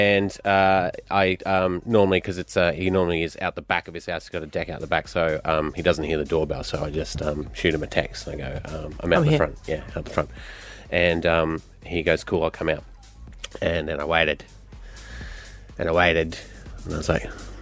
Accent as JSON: {"language": "English", "region": "Scotland", "country": "United Kingdom", "moved": "yes", "lives_now": "Australia", "said": "I'm Scottish"}